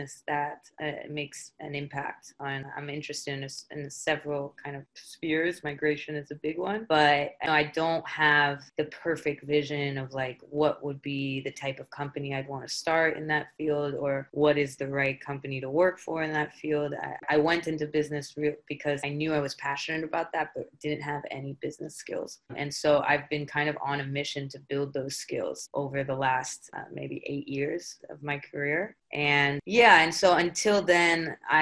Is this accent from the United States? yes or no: yes; Philadelphia, Pennsylvania, United States; I am from Philadelphia and born of two immigrant parents